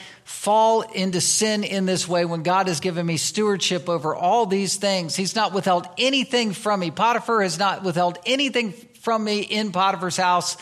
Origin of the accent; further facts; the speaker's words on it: United States; we are American citizens, we're part of this country